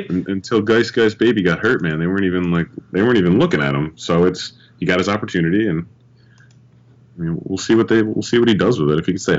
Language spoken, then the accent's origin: English; New York, United States; I was born in New York.